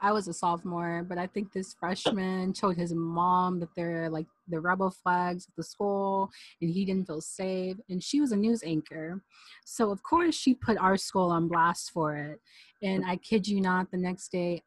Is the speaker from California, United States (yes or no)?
no; Tennessee, United States; growing up in Tennessee, you see a lot of people with rebel flag keychains